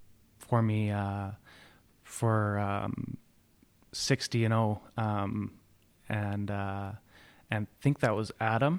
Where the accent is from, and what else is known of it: Coquitlam, British Columbia, Canada; born or raised there